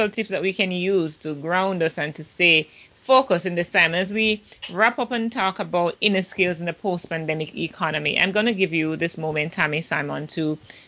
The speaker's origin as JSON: {"language": "English", "country": "Jamaica", "said": "I'm the Jamaican podcasting queen, the Jamaican podcast queen"}